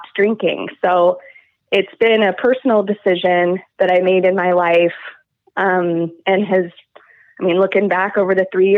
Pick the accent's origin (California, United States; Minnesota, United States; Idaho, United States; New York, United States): Idaho, United States; Moscow; growing up in Moscow and also with my family